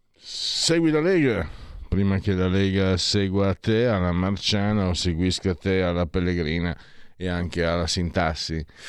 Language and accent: Italian; Friuli-Venezia Giulia, Italy; da dove vengo io, Friuli